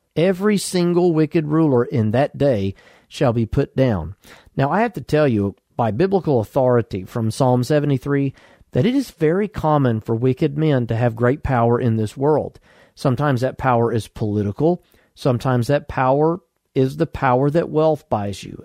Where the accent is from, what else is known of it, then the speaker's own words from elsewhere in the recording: United States; I'm an American citizen because I was born in the United States